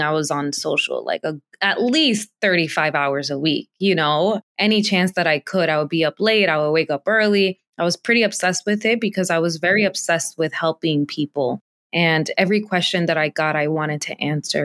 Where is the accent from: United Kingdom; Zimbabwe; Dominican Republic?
Dominican Republic; now in United States; I was born in the Dominican Republic